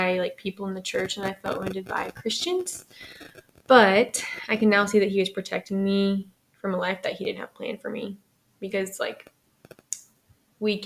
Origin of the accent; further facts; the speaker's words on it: Lafayette, Louisiana, United States; So I'm from Lafayette. I was raised in a religious home